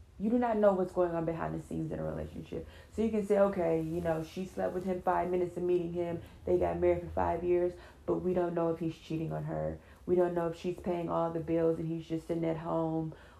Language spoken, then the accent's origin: English; California, United States; I'm from California